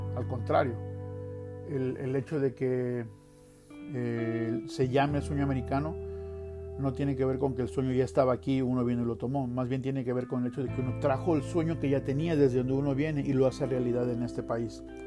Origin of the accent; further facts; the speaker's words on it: Veracruz, Mexico; moved away as an adult; now in Utah, United States; yo vengo de la playa, yo soy de Veracruz y yo vivía cerca de la playa